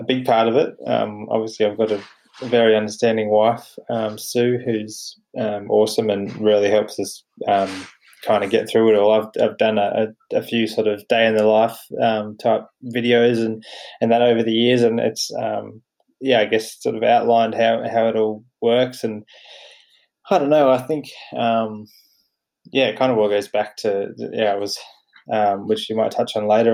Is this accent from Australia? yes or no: yes; Batemans Bay, New South Wales, Australia; moved away as an adult; now in Canberra, Australia; I grew up on the south coast, sort of near Batemans Bay